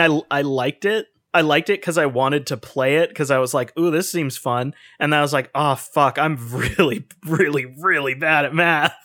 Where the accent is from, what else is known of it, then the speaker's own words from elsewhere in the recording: Canada; we're from Canada